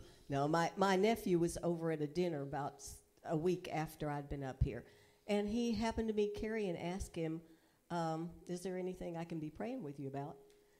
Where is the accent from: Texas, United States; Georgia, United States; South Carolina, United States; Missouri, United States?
Texas, United States; accent: southern; moved away as an adult; now in Tennessee, United States; I was born and raised in Texas.